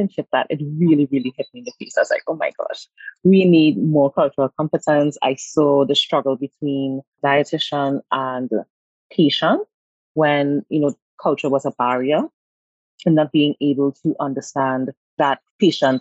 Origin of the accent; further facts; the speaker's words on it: Trinidad & Tobago; also born or lived in United States; I'm from Trinidad and Tobago